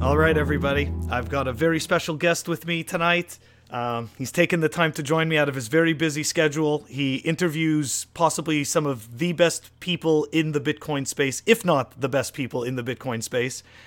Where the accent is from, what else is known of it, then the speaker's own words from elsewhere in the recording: Canada; moved away; I'm originally from Canada